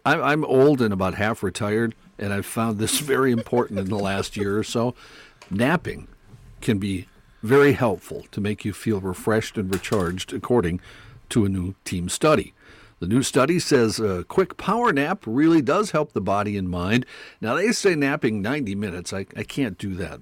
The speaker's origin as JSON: {"language": "English", "region": "North Dakota", "country": "United States", "tie": "born or raised there", "said": "I did not grow up on a farm or near a farm, even though I grew up in North Dakota."}